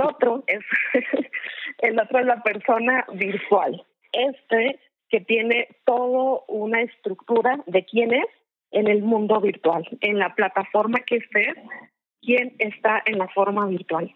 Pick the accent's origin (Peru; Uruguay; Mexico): Mexico; Como somos mexicanos